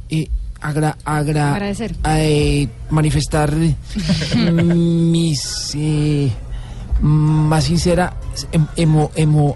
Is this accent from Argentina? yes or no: yes; Argentina; yo soy argentino.